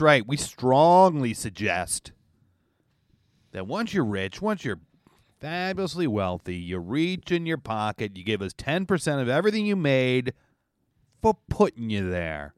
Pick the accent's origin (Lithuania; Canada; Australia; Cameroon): Canada; now in New York, United States; as a Canadian